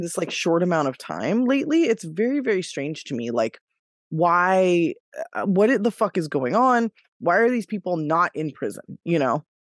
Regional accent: Davis, California, United States; my hometown of Davis, California

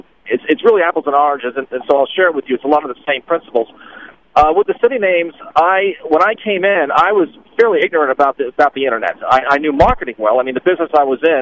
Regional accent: Boynton Beach, Florida, United States; moved away as an adult; also born or lived in Los Angeles; went back to my hometown of Boynton Beach, Florida

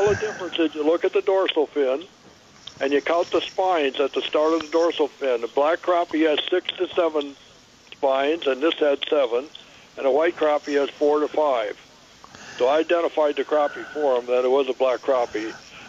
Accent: Minnesota, United States; now in California, United States; I come from Minnesota.

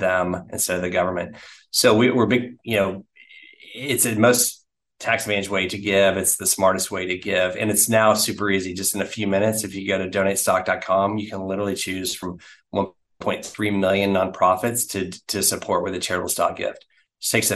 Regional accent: Oklahoma City, Oklahoma, United States; also born or lived in Dallas; now in Houston, United States; I, you know, grew up in Oklahoma City

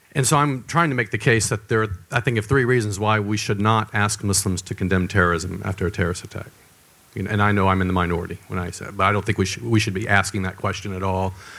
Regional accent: the South, United States; I'm from the South in the United States.

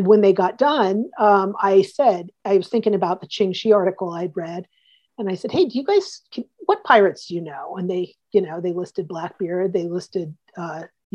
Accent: Columbus, Ohio, United States; moved away as an adult; also born or lived in Istanbul, Turkey / York, England / Houston, Texas / Boston; finally came back to my hometown of Columbus, Ohio, by way of Istanbul, Turkey, and York, England, and Houston, Texas, and lots of different places, Boston

